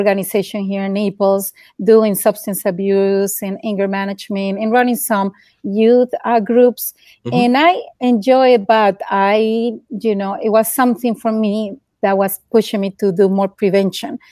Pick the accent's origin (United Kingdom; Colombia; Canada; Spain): Colombia; Bogotá; English is a second language; moved away as an adult; also born or lived in Southwest Florida, United States; now in Collier County, Florida, United States; I was born and raised in Bogota, Colombia. And then in 1996, I decided to come to the United States just to learn English